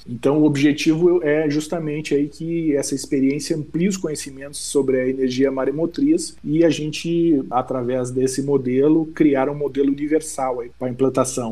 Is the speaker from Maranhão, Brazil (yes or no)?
no; Rio Grande do Sul, Brazil; lá da minha terra. Eu sou gaúcho, sou do Rio Grande do Sul e me orgulho dessa minha origem